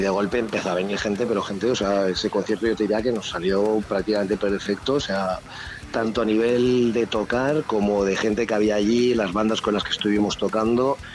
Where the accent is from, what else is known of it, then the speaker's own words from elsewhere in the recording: Alicante, Valencian Community, Spain; now in Vitoria-Gasteiz, Spain; soy alicantino